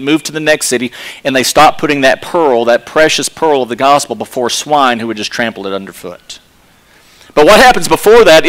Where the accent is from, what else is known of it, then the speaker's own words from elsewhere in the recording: Texas, United States; accent: Texas; My Texas accent